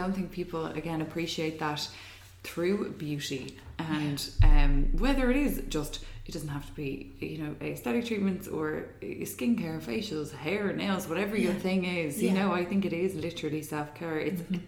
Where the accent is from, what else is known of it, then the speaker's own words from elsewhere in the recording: Ireland; being Irish